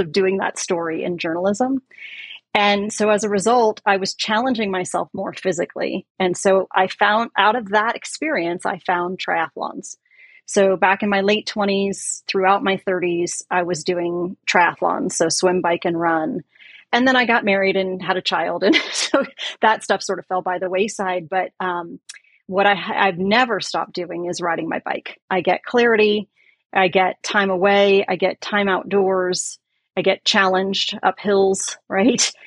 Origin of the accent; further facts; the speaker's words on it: San Francisco Bay Area, California, United States; I grew up in the Bay Area, San Francisco Bay Area.